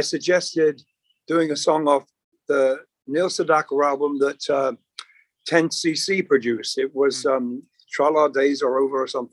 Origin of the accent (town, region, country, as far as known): United Kingdom; accent: British; moved away as an adult; also born or lived in Long Island, New York; now in Los Angeles, United States